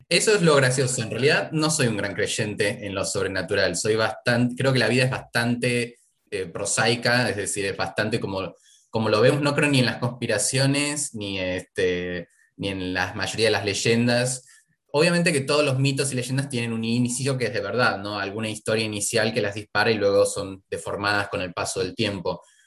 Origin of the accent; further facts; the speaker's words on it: Argentina; also born or lived in Buenos Aires; Soy argentino, vivo en Buenos Aires